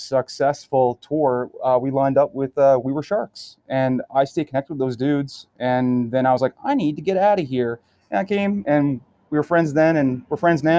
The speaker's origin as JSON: {"language": "English", "town": "St. John's", "region": "Newfoundland and Labrador", "country": "Canada", "tie": "born or raised there", "moved": "as an adult", "lives_now": "Ottawa, Canada", "said": "Grew up in Newfoundland. So isolated island in the middle of like nowhere."}